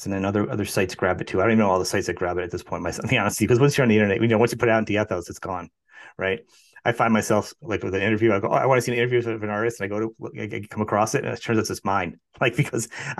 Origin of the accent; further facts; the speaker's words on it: New England, United States; I come from New England